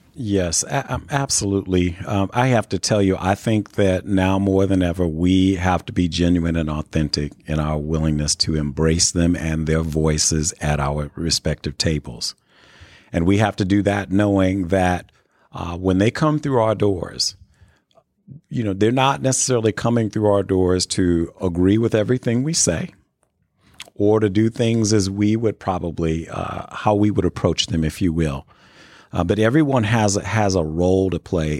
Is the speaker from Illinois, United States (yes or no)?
yes; Chicago, Illinois, United States; also born or lived in New Castle, Indiana; now in Indianapolis, United States; I grew up in the Chicago area